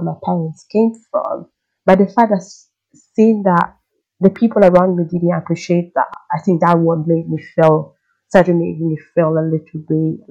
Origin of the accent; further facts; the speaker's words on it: Italy; I grew up in Italy